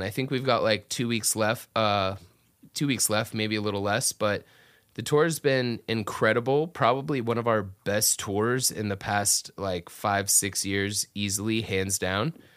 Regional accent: Atlanta, Georgia, United States; moved away as an adult; also born or lived in South Florida near Miami; now in Orlando, United States; grew up my whole life in Atlanta area where I was raised

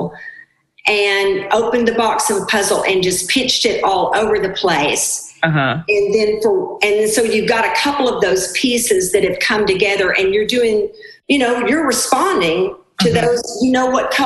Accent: Arkansas, United States; I was raised in Arkansas in the 60s

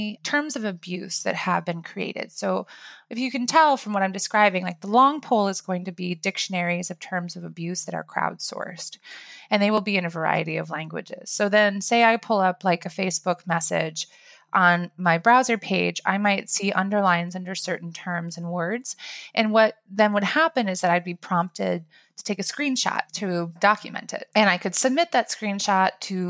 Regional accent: Iowa, United States; I'm from Iowa.

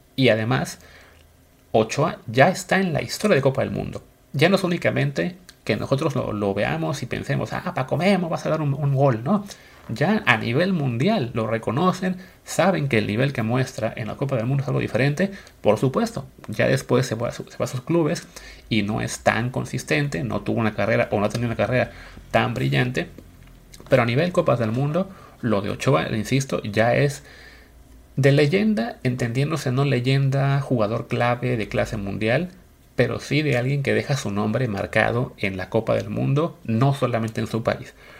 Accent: Mexico; somos mexicanos

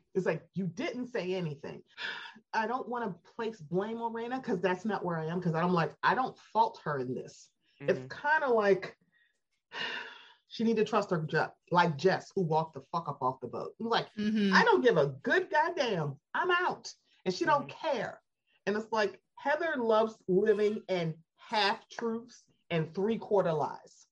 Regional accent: Baltimore, Maryland, United States; I'm from Baltimore

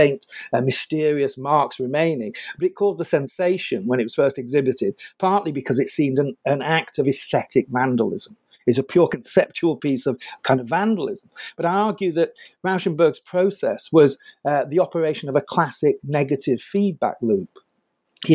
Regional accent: United Kingdom; I'm British

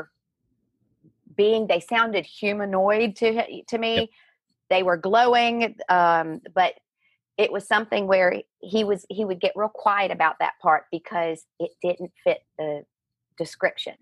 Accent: Virginia, United States; moved away as an adult; now in Ireland; I grew up in Virginia, and my father was a Southern Baptist minister.

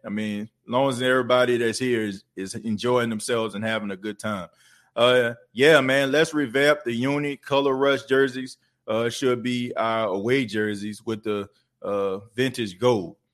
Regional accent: New Orleans, Louisiana, United States; now in Myrtle Beach, United States; I'm New Orleans through and through. Uh, it ain't, it ain't nothing you can't tell me about the city of New Orleans. Like, that's my hometown.

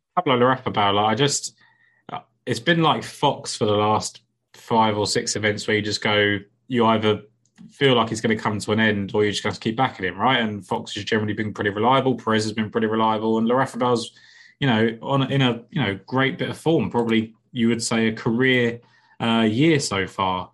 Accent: England, United Kingdom; I'm English.

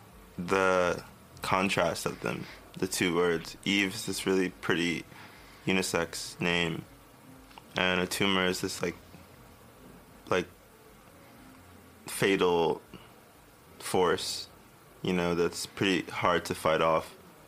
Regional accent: Miami, Florida, United States; born there; also born or lived in Tennessee; I was born in Miami, Florida. A lot of people don't know that. Like, in Fort Lauderdale area. But I moved to Tennessee for a while.

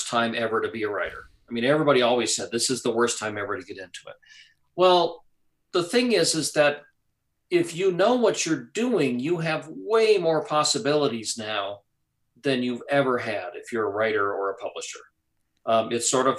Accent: Wisconsin, United States; moved away; Growing up in Wisconsin

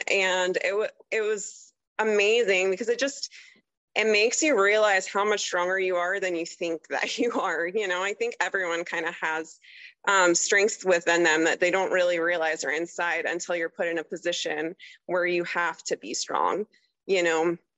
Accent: Tulsa, Oklahoma, United States; No, so I mostly grew up in Oklahoma, like Tulsa area. But like I said, my dad was in the Army, so I moved around a lot. Like, I literally went to 13 different schools as a kid.

